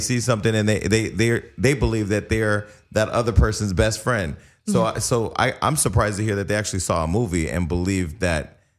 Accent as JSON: {"language": "English", "area": "Bay Area", "region": "California", "country": "United States", "moved": "as an adult", "lives_now": "Los Angeles, United States", "said": "I first moved to LA. I'm from the Bay Area, right?"}